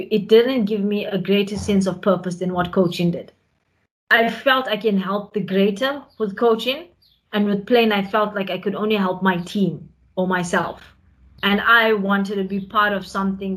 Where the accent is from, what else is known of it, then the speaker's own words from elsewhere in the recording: South Africa; we as a South African nation